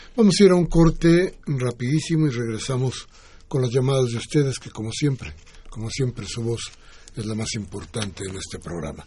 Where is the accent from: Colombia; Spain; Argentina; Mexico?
Mexico; todos nosotros somos mexicanos